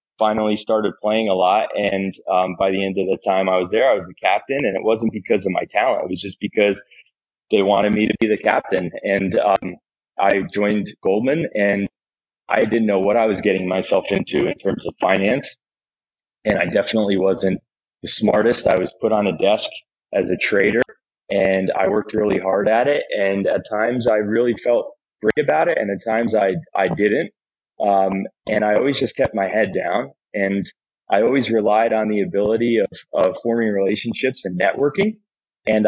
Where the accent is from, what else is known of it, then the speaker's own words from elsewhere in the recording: Wall Township, New Jersey, United States; now in Williamsburg, United States; I grew up in Jersey, and when I was in third grade